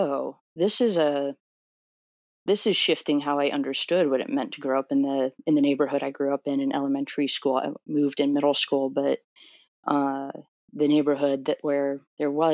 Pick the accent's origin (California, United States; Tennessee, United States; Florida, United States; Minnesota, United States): Florida, United States; Orlando; moved away as an adult; also born or lived in New Jersey; I'm from Orlando, Florida